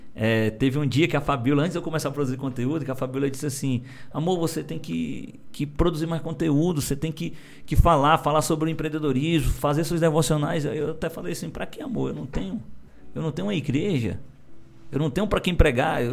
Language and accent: Portuguese; Morada Nova, Ceará, Brazil; Eu sou um cara do interior de Morada Nova, cara. Sou de Morada Nova